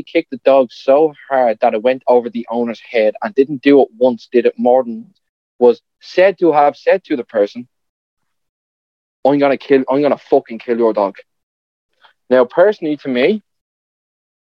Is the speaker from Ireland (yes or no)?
yes; Ireland; one thing about like being an Irish that I don't like. We're too willing